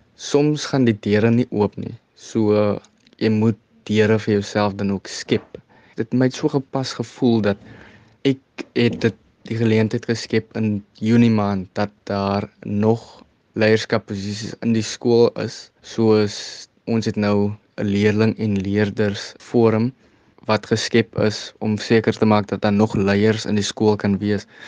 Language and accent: Afrikaans; Kraaifontein, Western Cape, South Africa; ek is van Kraaifontein oorspronklik